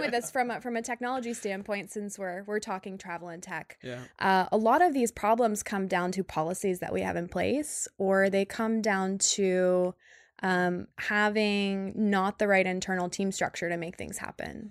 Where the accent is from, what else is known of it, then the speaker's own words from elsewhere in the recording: Northeast Ohio, United States; moved away as an adult; also born or lived in Sydney, Australia / San Francisco; I grew up in Northeast Ohio